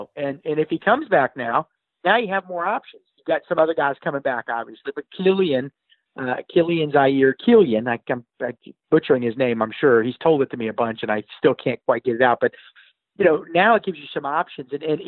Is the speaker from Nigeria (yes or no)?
no; Germany; having played soccer so many years growing up in Germany